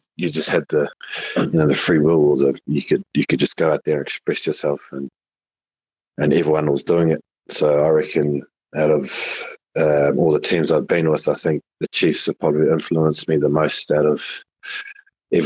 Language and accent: English; Christchurch, Canterbury, New Zealand; moved away; also born or lived in Japan / Hamilton; growing up in Christchurch compared to Hamilton, it's so different